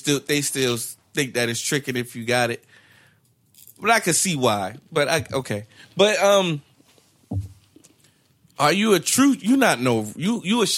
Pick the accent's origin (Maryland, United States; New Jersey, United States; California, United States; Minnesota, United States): New Jersey, United States; moved away; I'm from New Jersey